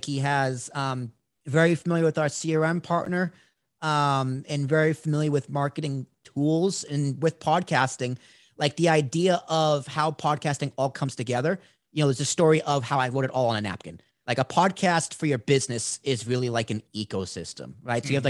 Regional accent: New Jersey, United States; I'm from New Jersey. We live in New Jersey.

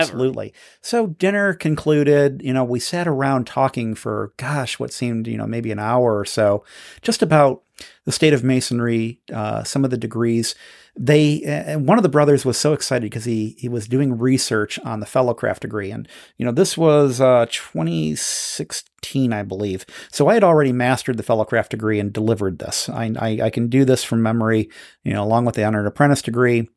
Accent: United States; I'm from America

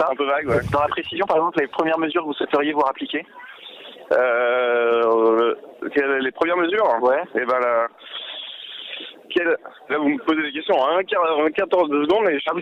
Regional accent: Quebec, Canada; je, suis québécois. Ah, on est du Canada.

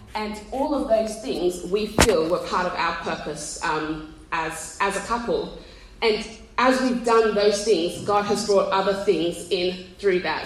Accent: Australia; moved away as an adult; now in England, United Kingdom; you can't tell by the accent, we're from Australia. And we moved to England

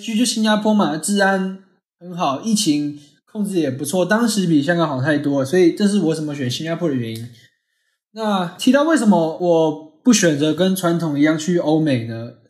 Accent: Taiwan; moved away as an adult; now in Singapore; 我来自台湾，

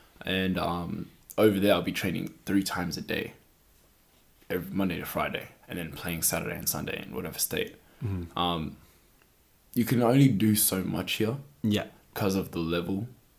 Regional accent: New Zealand; moved away; Time I had that was when I came from New Zealand to here

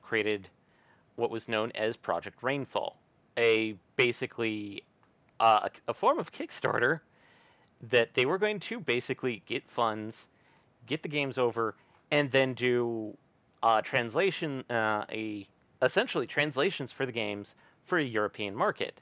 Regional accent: Welsh, Wales, United Kingdom; I am Welsh

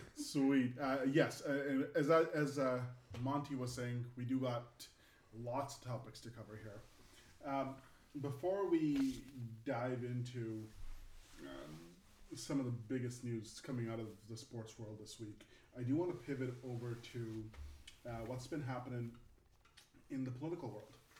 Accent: Canada; now in United States; I'm Canadian, so uh, you know, living in the United States

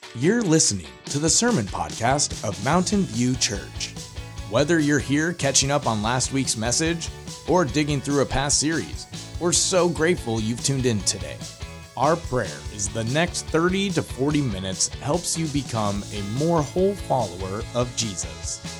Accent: Portland, United States; when I was growing up in Portland, uh, mom, dad, and I had an older brother

